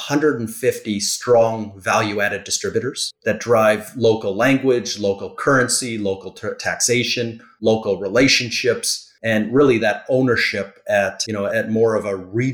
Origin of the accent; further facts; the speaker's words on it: Canada; now in Florida, United States; I'm Canadian